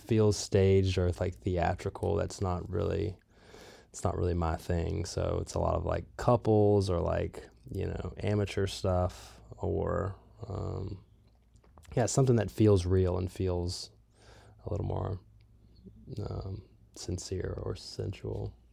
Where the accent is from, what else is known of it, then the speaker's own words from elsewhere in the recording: Southeast, United States; now in California, United States; I am from the Southeast. I am currently living in a van in California